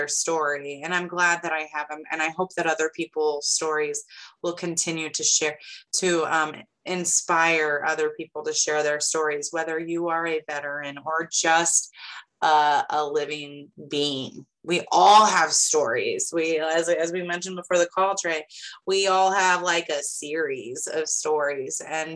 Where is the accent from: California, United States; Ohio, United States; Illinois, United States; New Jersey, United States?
Illinois, United States; Lincoln; now in Sullivan, United States; My hometown is Lincoln, Illinois. But I now live in Sullivan, Illinois.